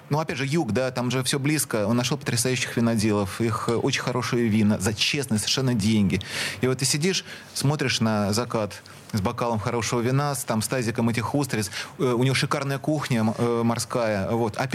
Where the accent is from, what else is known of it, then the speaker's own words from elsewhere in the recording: Saint Petersburg, Russia; мы никогда не забываем, что мы питерцы.